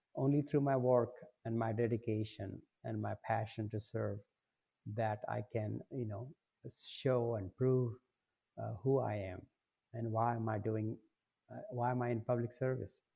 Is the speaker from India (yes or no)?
yes; India; moved away as an adult; now in Detroit, United States; I came, I grew up, uh, you know, across the world